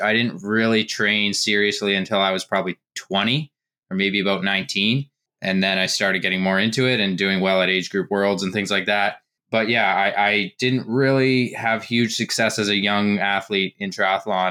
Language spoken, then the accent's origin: English; Canada; growing up in Canada, I played hockey in the summers